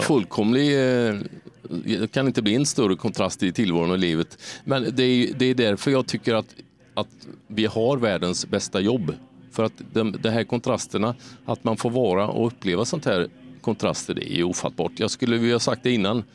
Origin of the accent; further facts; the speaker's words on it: Sweden; när man kommer från en liten svensk stad